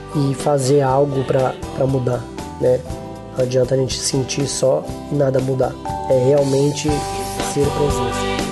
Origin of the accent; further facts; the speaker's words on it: Guarulhos, São Paulo, Brazil; eu sou de Guarulhos, São Paulo